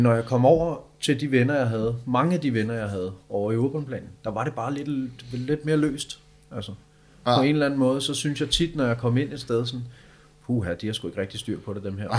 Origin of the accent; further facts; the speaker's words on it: Copenhagen, Capital Region of Denmark, Denmark; also born or lived in Østerbro; hvor er du fra? Så siger jeg bare Amager.